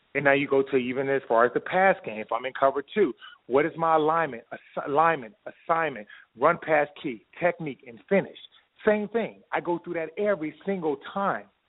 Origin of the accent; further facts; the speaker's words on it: Camden, New Jersey, United States; growing up in Camden, New Jersey